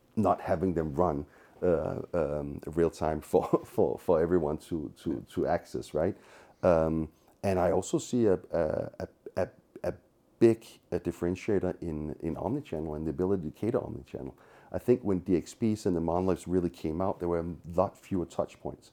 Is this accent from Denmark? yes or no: yes; Copenhagen, Capital Region of Denmark, Denmark; moved away as an adult; now in San Francisco, United States; I'm originally from Copenhagen, as is he, so my old country is Denmark